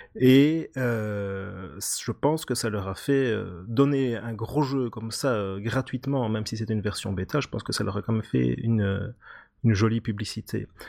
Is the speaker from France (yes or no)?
no; Belgium; accent: Belgian; là on entend que je suis belge